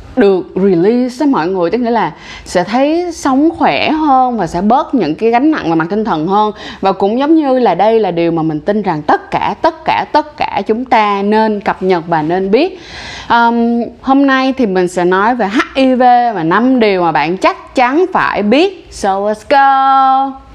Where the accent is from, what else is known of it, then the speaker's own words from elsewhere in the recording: Ho Chi Minh City, Vietnam; mình sinh ra và lớn lên ở Thanh Đa ở thành phố Hồ Chí Minh